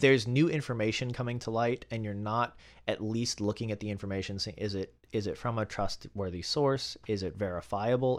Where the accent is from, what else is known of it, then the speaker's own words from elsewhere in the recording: Alabama, United States; growing up in Alabama, very conservative environment